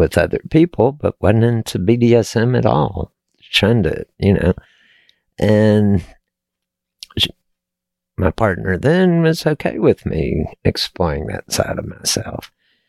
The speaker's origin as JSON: {"language": "English", "region": "Texas", "country": "United States", "tie": "born or raised there", "said": "I was born and raised in Texas"}